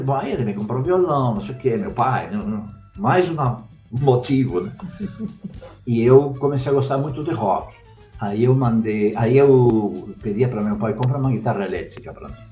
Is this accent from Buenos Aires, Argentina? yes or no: yes; Buenos Aires, Argentina; now in Brazil; desde pequeno, é, eu sou argentino, em Buenos Aires, é, meu pai, minha mãe, eu e minha irmã íamos toda semana no cinema